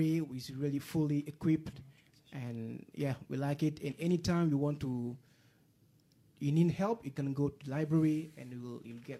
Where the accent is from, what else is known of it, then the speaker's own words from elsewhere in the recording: Côte d’Ivoire; English is a second language; moved away as an adult; from Ivory Coast. It's a French-speaking country, so it's known as Côte d'Ivoire, and it is situated in West Africa